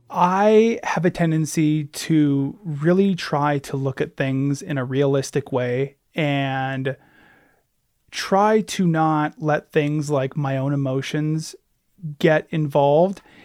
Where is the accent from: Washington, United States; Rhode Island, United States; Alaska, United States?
Alaska, United States; born and raised in Alaska myself